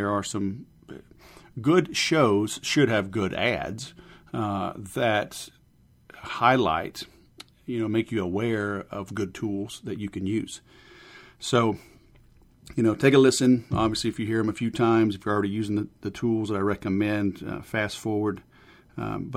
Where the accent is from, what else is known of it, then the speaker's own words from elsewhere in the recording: Baton Rouge, Louisiana, United States; moved away; also born or lived in Houston, Texas; Fellow Southerner. I grew up in Baton Rouge and then Houston